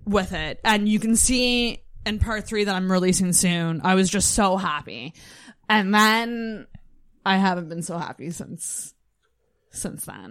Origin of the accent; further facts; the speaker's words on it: Mackinac, Michigan, United States; I'm from Mackinac